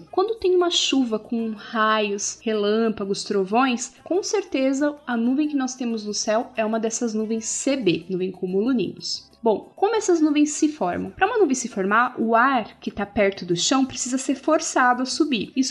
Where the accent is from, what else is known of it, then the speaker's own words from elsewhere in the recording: Curitiba, Paraná, Brazil; tenho 8 anos, eu sou de Curitiba